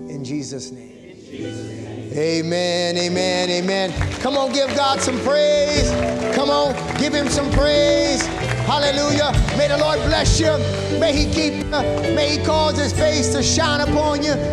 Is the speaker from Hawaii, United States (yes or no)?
no; Charlotte, North Carolina, United States; we're from Charlotte, North Carolina.